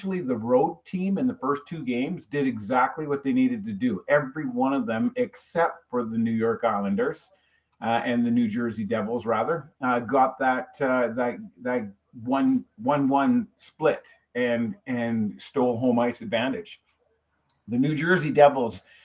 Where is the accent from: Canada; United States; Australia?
Canada; I'm a Canadian. I grew up watching hockey fights at nauseam